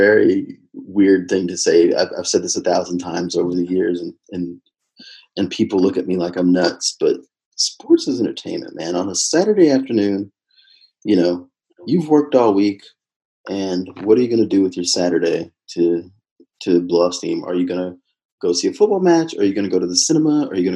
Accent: Texas, United States; moved away as an adult; also born or lived in London; now in New Jersey, United States; before I moved to New Jersey, I'm originally from Texas.

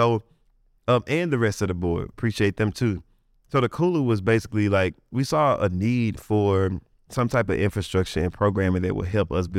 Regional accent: Coldwater, Mississippi, United States; I'm from Coldwater, Mississippi, so we didn't have nothing. We didn't have no arts, nothing.

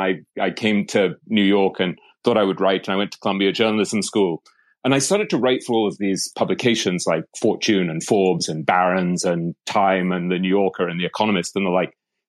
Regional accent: England, United Kingdom; accent: English; So I grew up in England, as you might be able to tell from the accent.

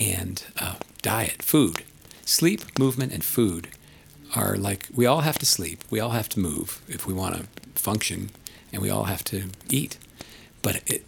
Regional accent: East Coast, United States; now in Colorado, United States; I grew up on the East Coast

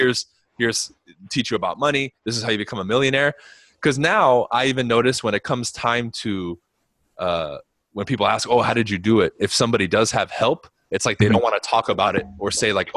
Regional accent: Los Angeles, California, United States; I was like, oh, you know, I grew up like close to Beverly Hills and I'm kind of in South Central

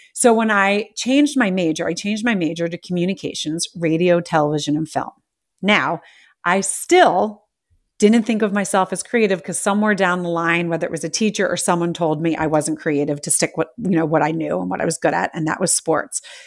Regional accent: United States; I'm American

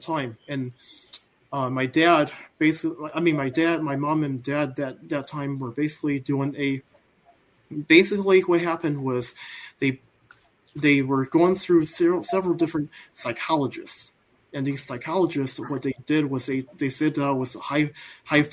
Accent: Midland, Michigan, United States; I am born in the late 80s. And I am from Midland, Michigan.

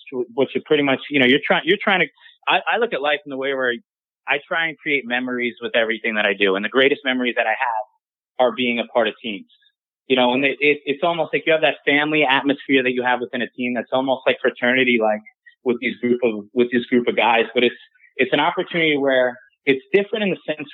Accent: Long Island, New York, United States; I'm from Long Island

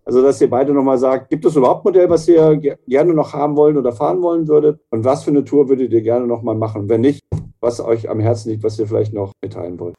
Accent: near Herborn, Hesse, Germany; moved away; Richtung meiner alten Heimat gefahren, Richtung äh, Siegen

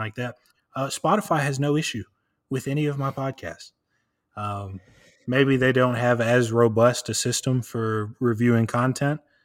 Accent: Tennessee, United States; I'm from Tennessee.

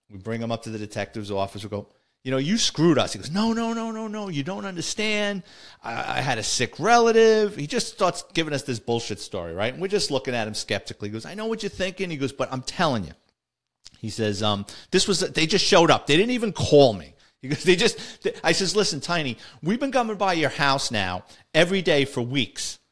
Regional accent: New York City, New York, United States; growing up in the Bronx

